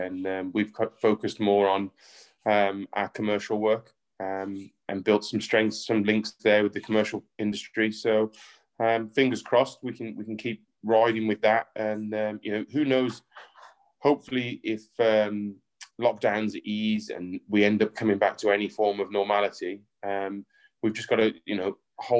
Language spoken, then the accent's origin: English; England, United Kingdom; But no, growing up in the Midlands, yes, it is a very soccer orientated place to live.